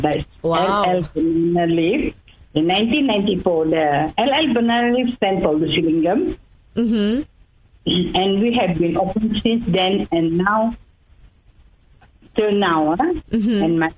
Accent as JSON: {"language": "English", "town": "Kuching", "region": "Sarawak", "country": "Malaysia", "tie": "born or raised there", "also_born_or_lived": "Alor Setar / Labuan", "said": "I'm born and bred in Kuching. I grew up here, married here, and made my life here."}